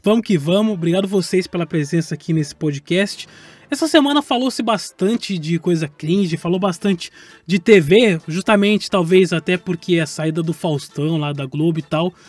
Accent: São Paulo, Brazil; Eu cresci em São Paulo

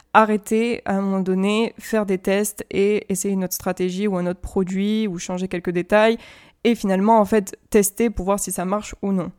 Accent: France; first language French; je suis française et que je vis en France

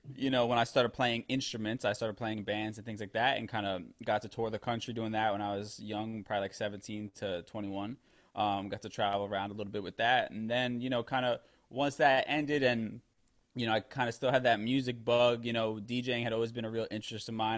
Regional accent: New York City, New York, United States; I'm from the Bronx originally, so I grew up around, you know, Black and Hispanic people

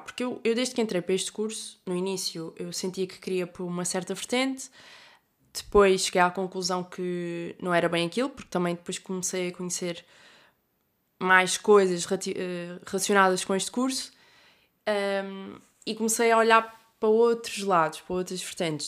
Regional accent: Algarve, Portugal; moved away as an adult; now in Porto, Portugal; Estou a chegar ao Algarve, à minha terra natal

